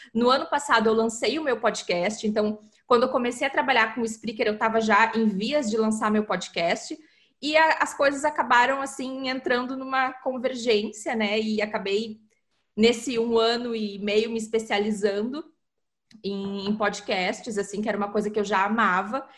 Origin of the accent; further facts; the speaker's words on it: Porto Alegre, Rio Grande do Sul, Brazil; eu sou de Porto Alegre